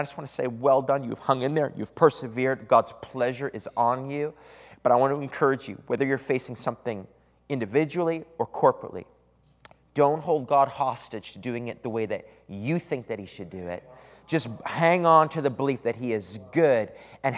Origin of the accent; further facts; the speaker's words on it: Eastern Canada, Canada; moved away as an adult; also born or lived in Redding, California; now in San Antonio, United States; Every summer, I would go back to Canada. That's where I'm from Eastern Canada